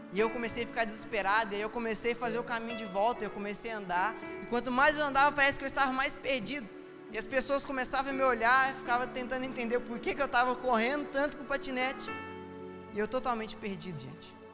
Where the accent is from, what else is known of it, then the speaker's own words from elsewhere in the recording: São Paulo, Brazil; eu, que nasci em São Paulo, às vezes quando criança, a gente ia na, na principal avenida de São Paulo